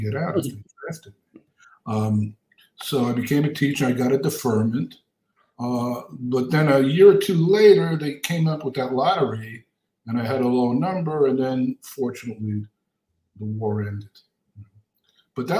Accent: New York City, New York, United States; moved away as an adult; also born or lived in Queens; now in Los Angeles, United States; I grew up in Brooklyn in a three-room walk-up.

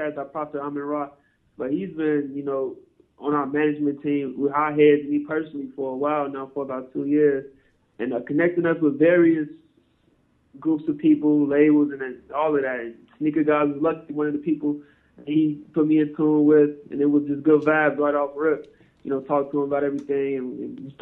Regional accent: Chicago, Illinois, United States; moved away as an adult; now in Arizona, United States; No, I'm from Chicago. I just moved out to Arizona 2 years ago.

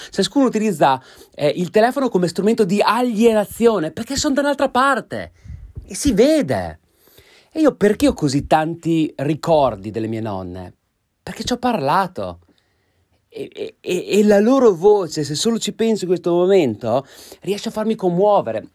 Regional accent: Italy; su quell'ansa dell'Adige dove si trova il mio paese

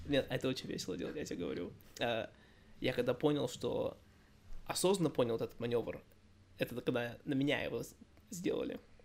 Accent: United States; also born or lived in Russia; я, я из Америки

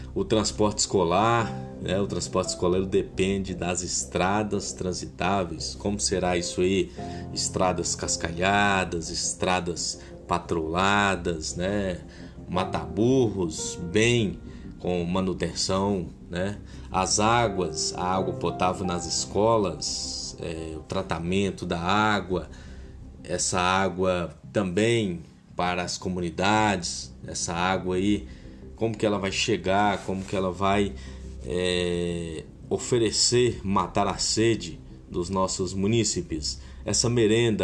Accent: Coração de Jesus, Minas Gerais, Brazil

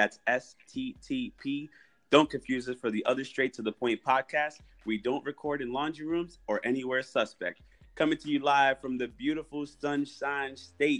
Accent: New York, United States; We are from New York.

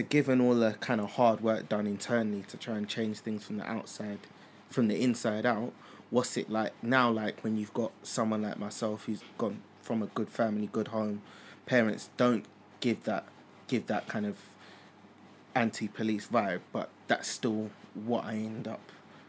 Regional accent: London, United Kingdom; where I grew up in Collindale, in Graham Park, which is down the road from where the police college was.

